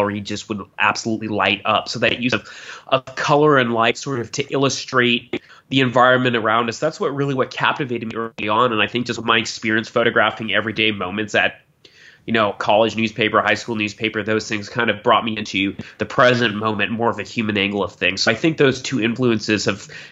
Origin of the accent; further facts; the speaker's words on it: Southern California, United States; I grew up here in Southern California, and growing up in SoCal